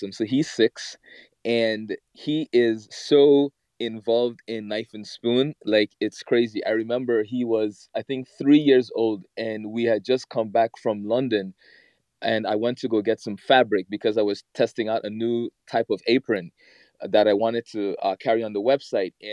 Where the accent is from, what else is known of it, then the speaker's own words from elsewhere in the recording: Guyana; growing up in the Caribbean, especially in Guyana, like my parents, well, my grandparents, I should say, they had a farm.